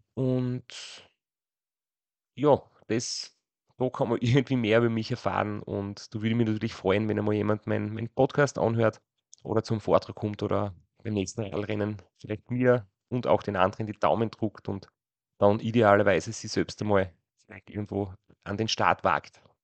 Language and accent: German; Kraubath an der Mur, Styria, Austria; now in Graz, Austria; nach Graubad an der Mur gegangen. Das ist mein Ort, wo ich aufgewachsen bin.